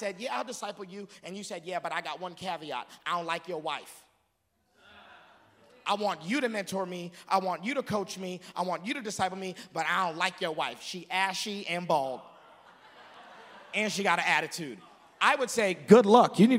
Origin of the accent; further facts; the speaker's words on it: Texas, United States; I'm from Texas